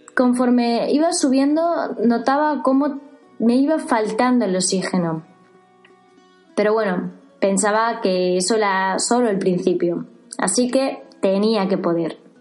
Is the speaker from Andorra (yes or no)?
no; Seville, Andalusia, Spain; Partíamos desde Sevilla, mi ciudad natal